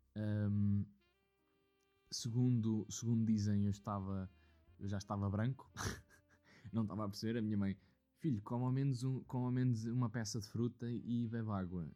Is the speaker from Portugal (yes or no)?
yes; Leiria, Centro, Portugal; que era de Leiria